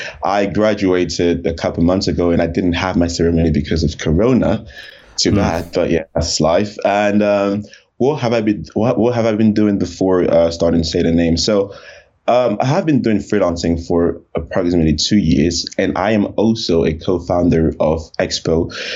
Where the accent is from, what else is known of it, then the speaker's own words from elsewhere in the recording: Cameroon; also born or lived in Paris, France / France / Canada / Chad; So I was born in Paris, France. Right. I'm originally from Cameroon, Central Africa, close to Nigeria. And I lived in a handful of countries. So I lived in Cameroon, I lived in France, I lived in Canada, I lived in Chad.